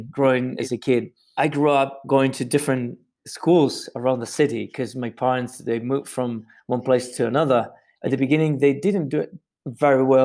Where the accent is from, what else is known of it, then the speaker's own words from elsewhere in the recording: Santiago, Santiago Metropolitan Region, Chile; I grew up in Santiago, you know, which is the capital in Chile